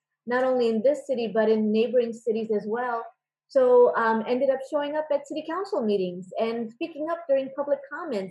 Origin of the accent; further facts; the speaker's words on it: San Francisco Bay Area, California, United States; moved away as an adult; also born or lived in Davis, California; now in Irvine, United States; I grew up in the San Francisco Bay Area